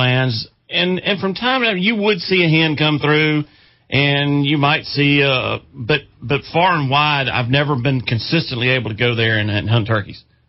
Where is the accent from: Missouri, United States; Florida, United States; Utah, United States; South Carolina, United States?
South Carolina, United States; Chester County; I grew up hunting in Chester County